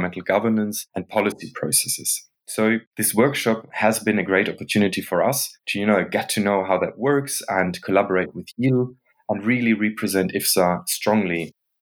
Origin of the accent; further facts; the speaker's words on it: Germany; moved away as an adult; now in Netherlands; I grew up in Germany and I'm currently living in the Netherlands